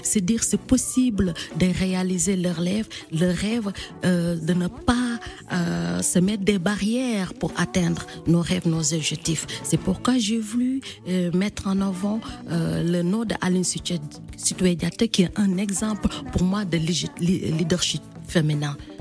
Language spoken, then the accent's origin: French; Casamance, Senegal; chez moi au Sénégal, en Casamance